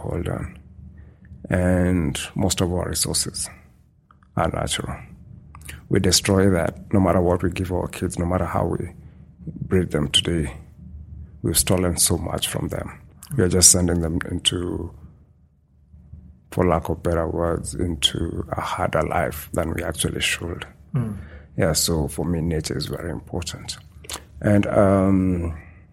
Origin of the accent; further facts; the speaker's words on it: Western Kenya, Kenya; moved away as an adult; also born or lived in Nairobi, Kenya; now in Saskatchewan, Canada; I grew up in a small town in the western part of the country